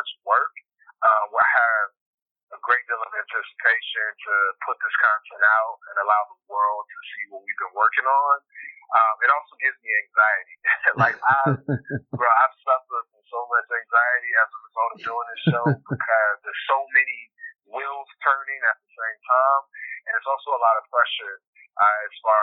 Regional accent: Titusville, Florida, United States; moved away as an adult; now in Los Angeles, United States; I'm from Titusville, Florida. It's a really small town on the East Coast, the Space Coast of Florida. Mm-hmm. So born and raised

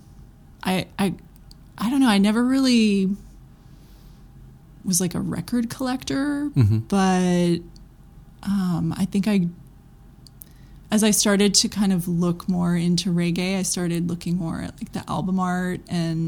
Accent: Memphis, Tennessee, United States; also born or lived in Greenpoint, Brooklyn; now in Brooklyn, United States; I grew up in Memphis

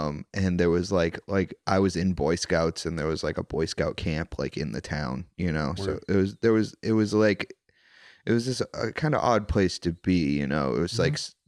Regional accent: Wilmington, Massachusetts, United States; I'm from Wilmington, Massachusetts.

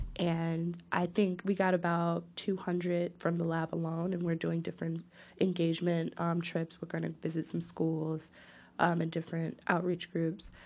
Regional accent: Newark, New Jersey, United States; my hometown

